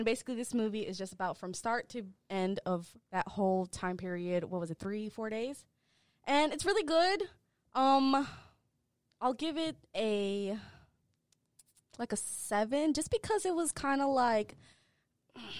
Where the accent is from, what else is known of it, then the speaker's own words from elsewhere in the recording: Boston, Massachusetts, United States; I'm from Boston